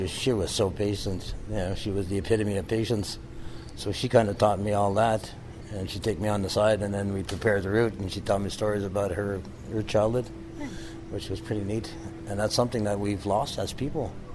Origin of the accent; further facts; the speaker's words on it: Kitigan Zibi, Quebec, Canada; now in Lanark, Canada; I'm from Kittigonzi, Quebec. I live near Lanark, Ontario now